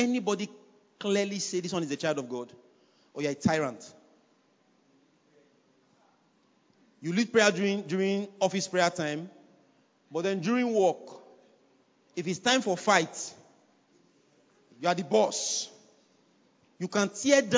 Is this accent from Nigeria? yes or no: yes; Nigeria; I'm a Nigerian.